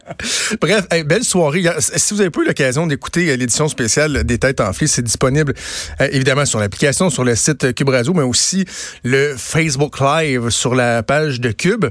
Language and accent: French; Quebec City, Quebec, Canada; je viens de Québec